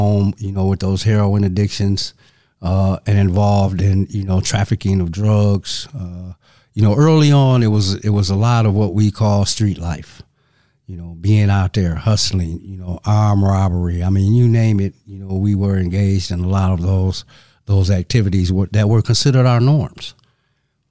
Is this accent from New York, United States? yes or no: no; Saginaw, Michigan, United States; I'm originally from Saginaw, Michigan. And Saginaw is approximately 100 miles north of Detroit.